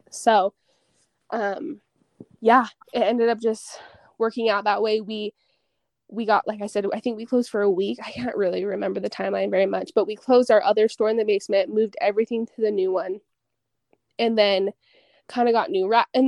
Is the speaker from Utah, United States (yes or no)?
yes; Utah, United States; It's funny cuz growing up in Utah County, I'm not going to say that I hated Provo, but I definitely had my thoughts